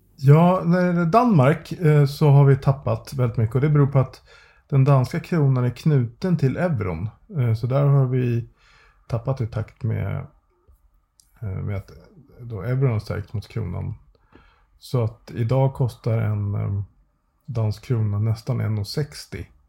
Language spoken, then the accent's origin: Swedish; Sweden; vi svenskar